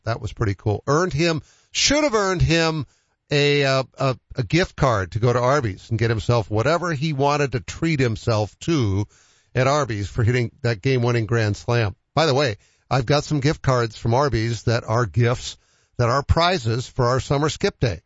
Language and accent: English; Boston, Massachusetts, United States; I'm a Bostonian and I grew up at Fenway Park